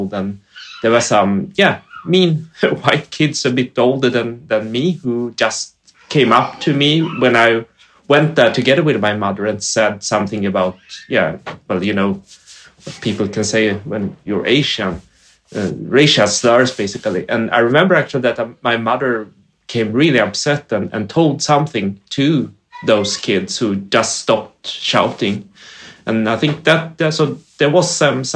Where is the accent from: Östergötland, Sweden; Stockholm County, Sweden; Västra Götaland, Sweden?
Östergötland, Sweden; Motala; also born or lived in South Korea; I am born in South Korea, and I grew up and arrived in Motala